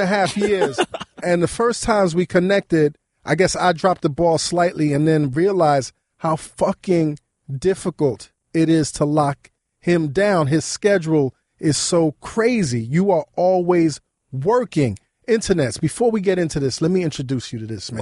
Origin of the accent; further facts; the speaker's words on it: New York City, New York, United States; growing up in Brooklyn